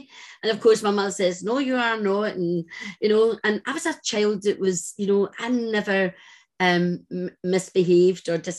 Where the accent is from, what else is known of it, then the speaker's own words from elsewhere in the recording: Glasgow, Scotland, United Kingdom; I was brought up in Glasgow